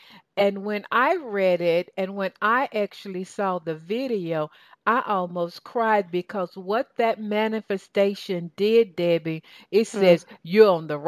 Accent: Southern United States, United States; accent: Southern; You know, between your English accent and my Southern accent, we understand each other, right, baby?

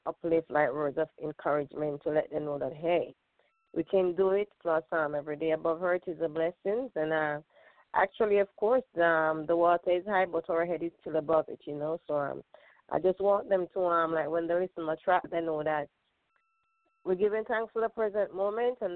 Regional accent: Jamaica; now in Brooklyn, United States; I'm Jamaican.

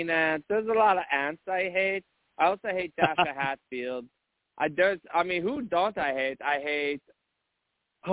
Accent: Munich, Bavaria, Germany; also born or lived in eastern North Carolina; now in North Carolina, United States; I'm from Munich, Germany, but I've lived in eastern North Carolina for a couple of years now

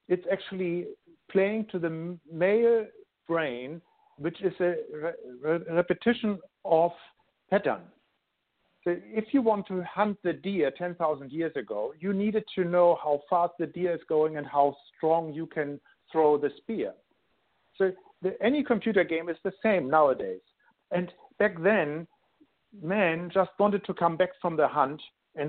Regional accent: Hamburg, Germany; English is a second language; moved away as an adult; now in Sydney, Australia; I'm actually born in Germany. I grew up in Hamburg, Germany, and live in Sydney now for over 13 years with my family

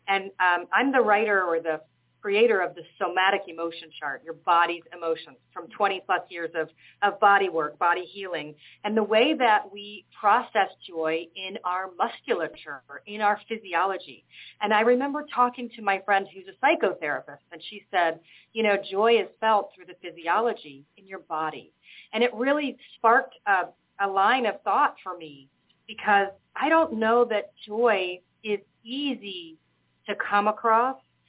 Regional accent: Atlanta, Georgia, United States; moved away as an adult; now in Malta; So I moved from Atlanta, Georgia, to the island of Malta during COVID.

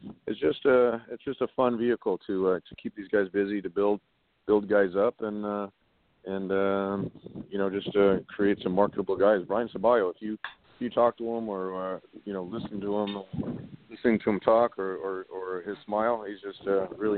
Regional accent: Los Angeles, California, United States; also born or lived in Santa Monica; I was born and raised here in L.A. My parents were both born in Germany. They met here in Los Angeles, but, you know, I grew up, went to school, lived in L.A. all my life. I grew up in the Valley, and then I've been living in Santa Monica now for the last

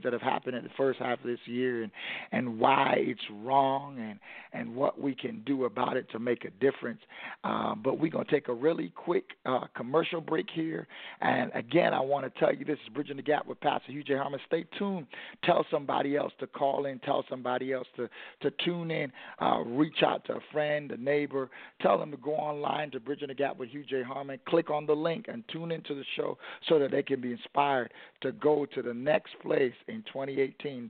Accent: New York City, New York, United States; growing up in Brooklyn, New York

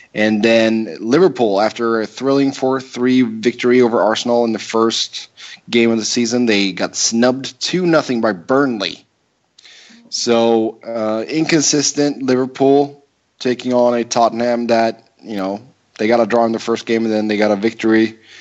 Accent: Gothenburg, Västra Götaland, Sweden; moved away; back in my hometown of Gothenburg

